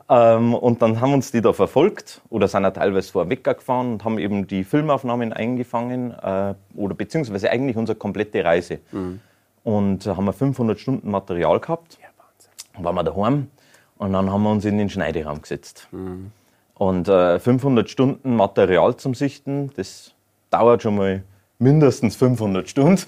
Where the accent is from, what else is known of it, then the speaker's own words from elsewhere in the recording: Bavaria, Germany; bei uns in Bayern